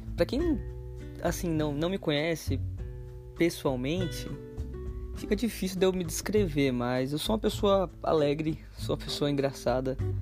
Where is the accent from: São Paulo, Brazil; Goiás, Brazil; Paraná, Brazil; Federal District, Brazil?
São Paulo, Brazil; moved away; Já morei em São Paulo, na verdade nasci e cresci em São Paulo.